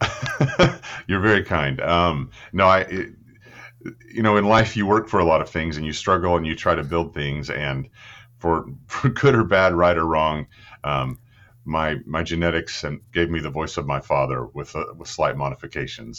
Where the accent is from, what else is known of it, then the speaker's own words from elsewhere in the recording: Clinton, Oklahoma, United States; I was born in, um, Oklahoma City, but I grew up in the thriving metropolis of Clinton, Oklahoma